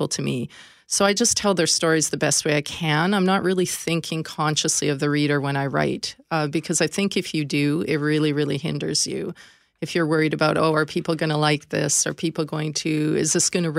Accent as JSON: {"language": "English", "country": "Canada", "said": "being Canadian"}